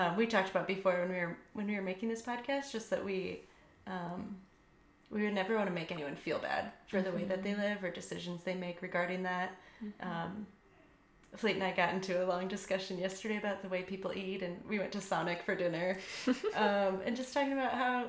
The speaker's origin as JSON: {"language": "English", "region": "Indiana", "country": "United States", "moved": "as an adult", "lives_now": "Austin, United States", "said": "I'm from Indiana"}